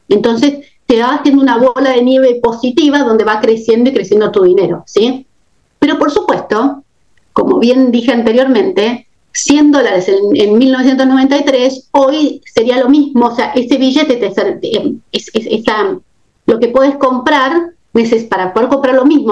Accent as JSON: {"language": "Spanish", "country": "Argentina", "moved": "as an adult", "lives_now": "United States", "said": "tengo mucha experiencia con la inflación porque estoy argentina"}